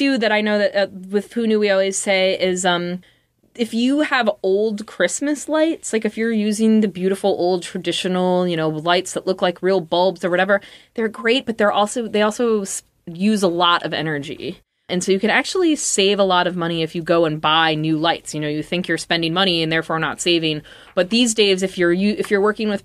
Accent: Midwest, United States; moved away; I come from the Midwest

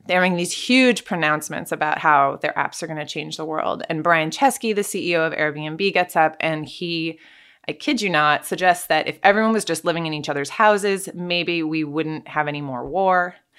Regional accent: California, United States; moved away as an adult; also born or lived in Russia; I grew up in California

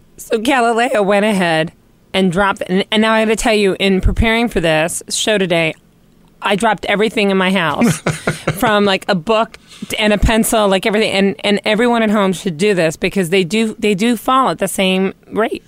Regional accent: New York, United States; as a New Yorker

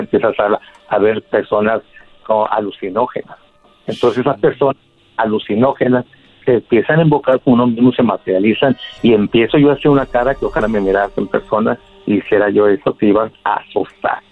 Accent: Catemaco, Veracruz, Mexico; moved away as an adult; now in Mexicali, Mexico; Yo soy de Mexicali, de Catemaco, Veracruz, pero estoy aquí en Mexicali, Baja California, porque aquí, tiene, aquí viven mis hijos.

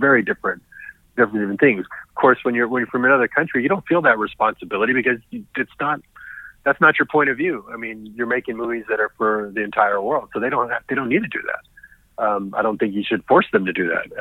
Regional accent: United States; I'm Mexican American

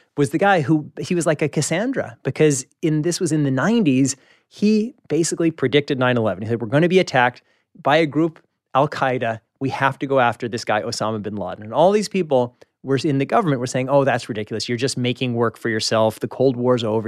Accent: Kansas City, Missouri, United States; moved away; I'm from Kansas City

